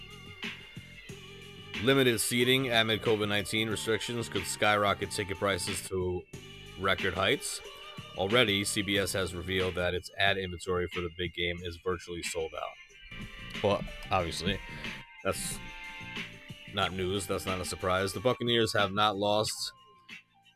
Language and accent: English; New York, United States; I'm from New York